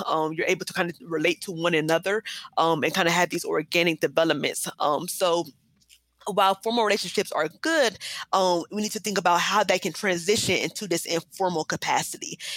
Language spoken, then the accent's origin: English; Columbus, Ohio, United States; also born or lived in New Jersey / Akron, Ohio; I was born um, and raised actually well, in Columbus.